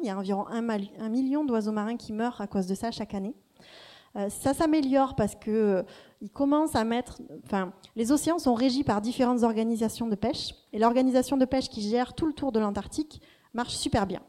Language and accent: French; Marseille, Provence-Alpes-Côte d'Azur, France; moved away as an adult; also born or lived in Cambridge, United Kingdom; on rentre à Marseille il y a deux ans maintenant, et je me dis que je vais devenir une slasheuse une slasheuse, c'est-à-dire que je me mets à mon compte, euh, je retrouve un peu mes racines ici